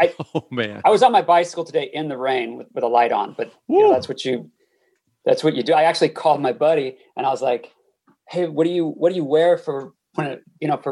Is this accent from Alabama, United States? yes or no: no; Los Angeles, California, United States; moved away as an adult; also born or lived in South Bay, Los Angeles; now in Sweden; Born at UCLA Medical, and then actually was in the South Bay until my parents moved to like east of Los Angeles, and we went over there. I went to high school there